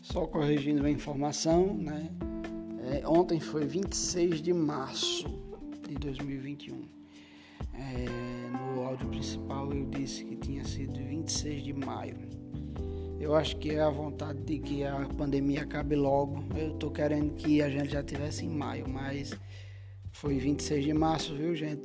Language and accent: Portuguese; Antônio Martins, Rio Grande do Norte, Brazil; minha cidade natal, né? Que não tem só 58 anos de história